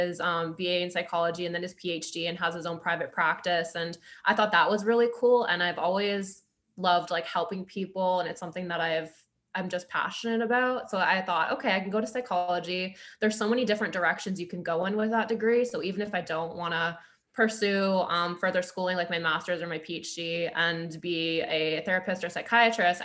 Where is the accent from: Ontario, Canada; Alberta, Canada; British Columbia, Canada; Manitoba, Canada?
Ontario, Canada; Grimsby; moved away as an adult; also born or lived in Toronto; now in Ottawa, Canada; I'm from a small town called Grimsby. It's about an hour out from Toronto.